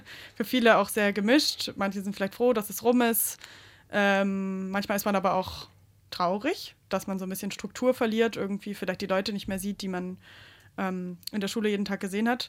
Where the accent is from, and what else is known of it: Swabia, Baden-Württemberg, Germany; accent: Swabian; now in Saxony, Germany